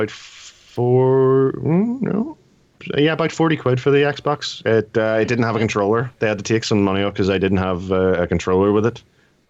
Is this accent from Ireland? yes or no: yes; Ireland; So being Irish, I get slightly more.